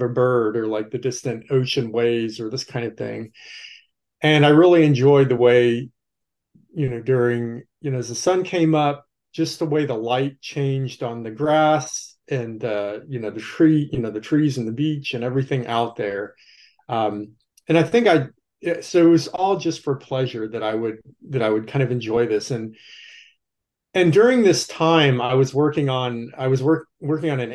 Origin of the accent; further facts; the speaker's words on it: Texas, United States; moved away as an adult; now in Wilmington, United States; I grew up in Texas, but I've been living in North Carolina and working at the university in Wilmington for about 17 years